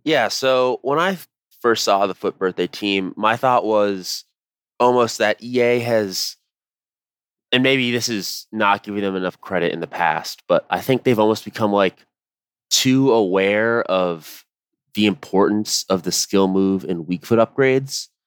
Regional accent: United States; as an American

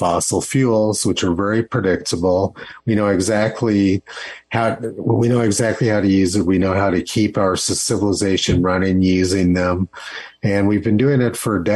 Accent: Los Alamos, New Mexico, United States; moved away; my hometown of Los Alamos, New Mexico

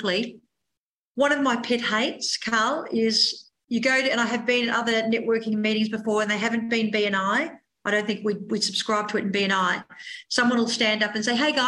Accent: Frankston, Victoria, Australia; We're from Frankston.

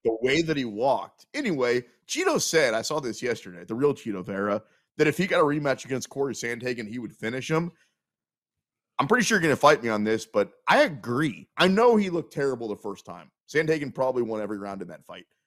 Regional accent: Kansas City, Missouri, United States; I'm from Kansas City.

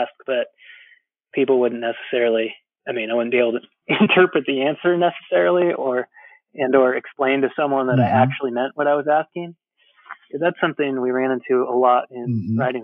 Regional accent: California, United States; I'm from California, but I'm not blonde and I'm not a surfer

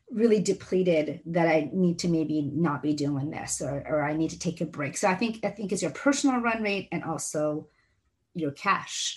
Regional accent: Seattle, Washington, United States; English is a second language; also born or lived in Iran; both my sister and I were raised in Seattle.

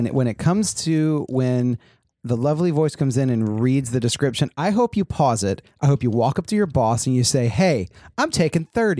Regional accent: New York, United States; But meanwhile, growing up in New York, you had Manhattan Neighborhood Network

